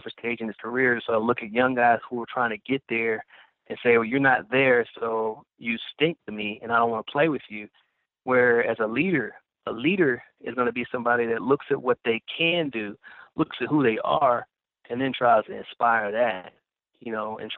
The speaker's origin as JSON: {"language": "English", "town": "Kansas City", "region": "Missouri", "country": "United States", "tie": "born or raised there", "moved": "yes", "said": "I grew up in Kansas City, and I love my hometown"}